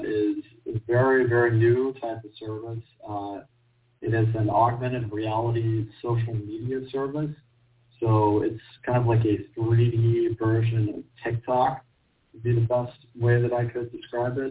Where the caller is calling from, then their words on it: Glendale, California, United States; I'm calling from Glendale